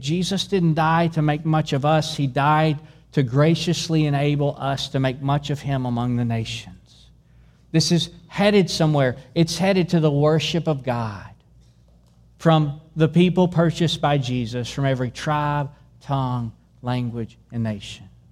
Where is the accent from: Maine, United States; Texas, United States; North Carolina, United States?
Texas, United States; Dueville; I grew up in Dueville, Texas